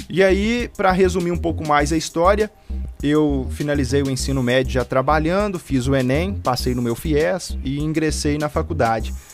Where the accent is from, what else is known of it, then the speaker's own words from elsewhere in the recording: Brumadinho, Minas Gerais, Brazil; eu sou do interior de Brumadinho, de um povoado pequeno que se chama Colégio. Uma estradinha de terra, tal, pouquinhas casinhas.